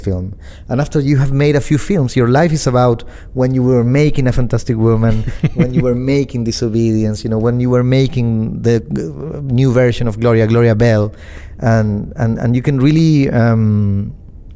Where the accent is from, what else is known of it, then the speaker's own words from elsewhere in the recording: Chile; also born or lived in Argentina; I was growing up in Chile